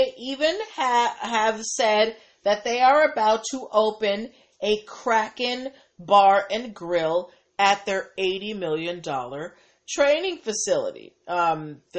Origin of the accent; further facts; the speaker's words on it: Boston, Massachusetts, United States; I'm from Boston